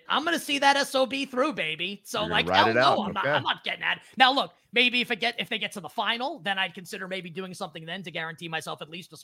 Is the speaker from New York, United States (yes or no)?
yes; New York, United States; I am still a New Yorker